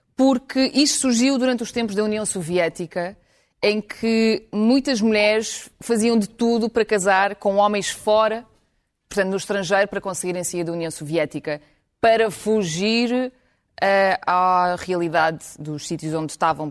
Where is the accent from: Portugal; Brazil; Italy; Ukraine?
Ukraine; moved away; mesmo na escola primária, que eu, que eu, fiz, que eu fiz na Ucrânia